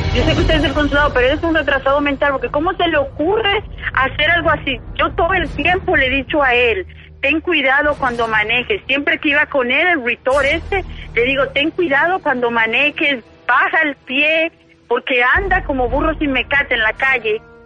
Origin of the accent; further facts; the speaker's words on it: Venezuela; now in North Carolina, United States; Yo nací en Venezuela